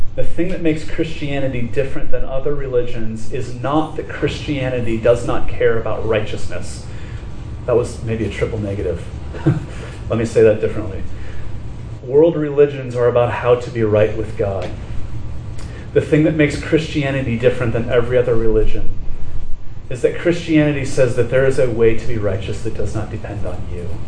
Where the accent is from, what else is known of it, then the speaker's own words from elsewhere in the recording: Laguna Beach, California, United States; I grew up in Laguna Beach